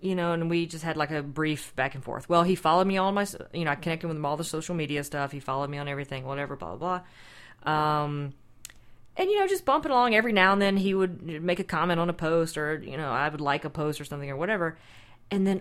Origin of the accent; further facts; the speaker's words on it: Anderson, United States; Which is where I'm from